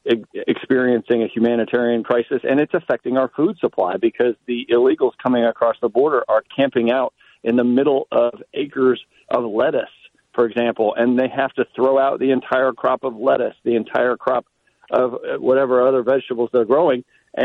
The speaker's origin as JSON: {"language": "English", "region": "Virginia", "country": "United States", "said": "my home state of Virginia."}